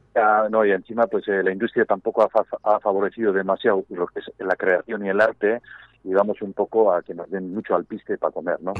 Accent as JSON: {"language": "Spanish", "area": "Gipuzkoa", "region": "Basque Country", "country": "Spain", "said": "un pueblo que se llama Festoa, bañado por el río Urola"}